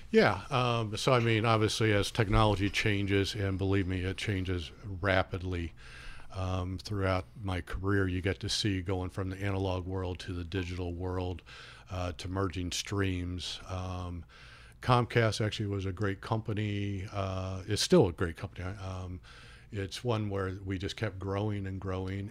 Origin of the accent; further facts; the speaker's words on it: Peru, Indiana, United States; moved away as an adult; I grew up in Peru, Peru, Indiana, that is